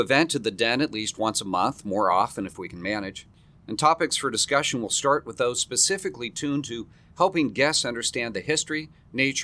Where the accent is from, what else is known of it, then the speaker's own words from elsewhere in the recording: San Francisco, California, United States; moved away as an adult; also born or lived in Colorado / Florida; now in Orlando, United States; I was born in the beautiful city by the bay, San Francisco, California